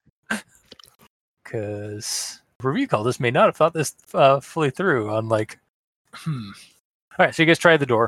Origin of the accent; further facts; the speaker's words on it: Toronto, Ontario, Canada; growing up in Toronto